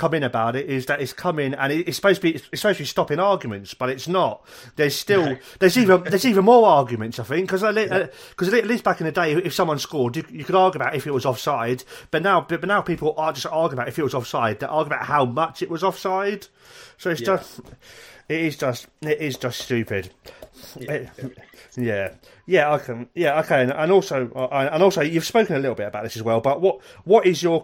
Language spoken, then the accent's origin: English; King's Lynn, East of England, United Kingdom; also born or lived in South Wales (near Merthyr Tydfil); now in Wales, United Kingdom; I grew up in Norfolk in King's Lynn